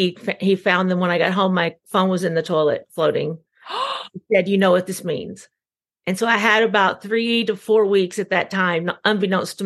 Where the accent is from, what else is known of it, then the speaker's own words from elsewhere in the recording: Gainesboro, Tennessee, United States; moved away; I had the support of everyone in Jackson County, and Gainesboro, Cookville